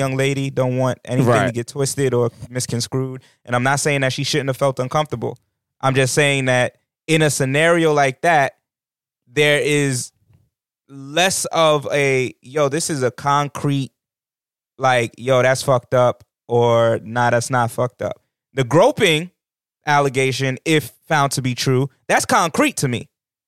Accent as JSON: {"language": "English", "region": "New York", "country": "United States", "said": "As a New Yorker"}